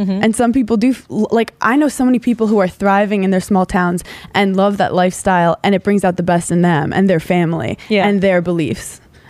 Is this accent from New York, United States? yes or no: yes; New York City, New York, United States; I'm from Brooklyn originally. So like, growing up here, like, it's cool to be different.